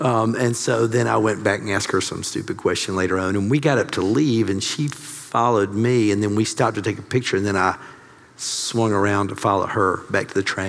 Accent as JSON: {"language": "English", "region": "Mississippi", "country": "United States", "also_born_or_lived": "New York / Wisconsin", "moved": "as an adult", "lives_now": "Atlanta, United States", "said": "So I'm from Mississippi"}